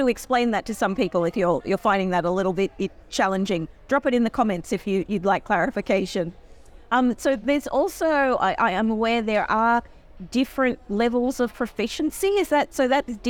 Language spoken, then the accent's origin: English; Australia; I'm probably a little biased as an Australian immigration lawyer